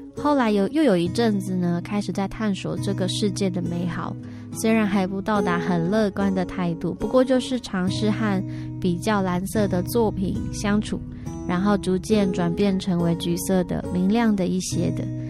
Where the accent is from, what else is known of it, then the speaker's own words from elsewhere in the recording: Taiwan; 我是来自于火星，刚降落到台湾不久的一个渺小女孩